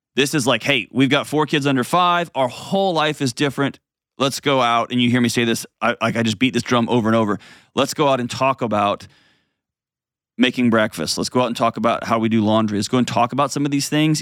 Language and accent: English; Texas, United States; I'm from Texas. I'm a lifelong Texan